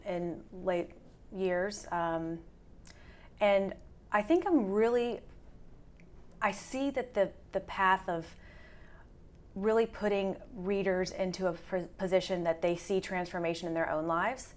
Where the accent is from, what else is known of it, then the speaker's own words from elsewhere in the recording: the South, United States; I'm from the South as well